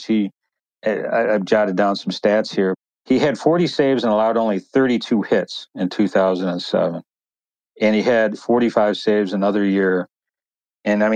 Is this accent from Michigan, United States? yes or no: yes; Trenton, Michigan, United States; also born or lived in Wyandotte, Michigan; I was born in Wyandotte, Michigan, and raised in Trenton, Michigan